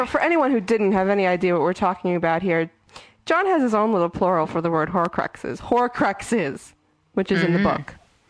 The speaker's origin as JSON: {"language": "English", "region": "New York", "country": "United States", "tie": "born or raised there", "said": "Joe Rowling is coming to my hometown. Oh, my goodness, my New York."}